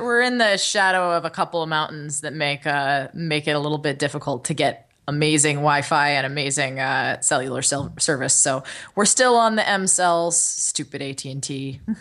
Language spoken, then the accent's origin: English; Los Angeles, California, United States; growing up in Los Angeles